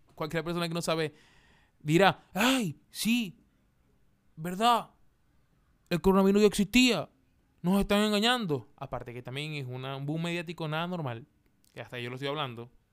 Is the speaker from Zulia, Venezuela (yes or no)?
yes; Maracaibo, Zulia, Venezuela; now in Chile; de Maracaibo, de donde, de donde soy yo